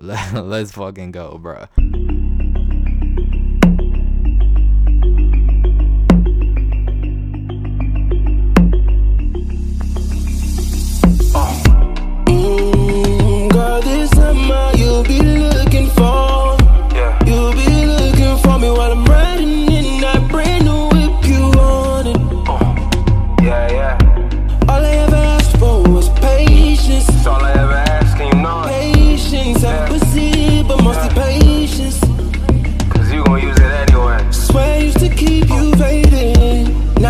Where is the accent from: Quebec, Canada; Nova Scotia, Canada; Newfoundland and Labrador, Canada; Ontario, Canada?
Ontario, Canada; Toronto; moved away as an adult; now in Alabama, United States; I'm from Toronto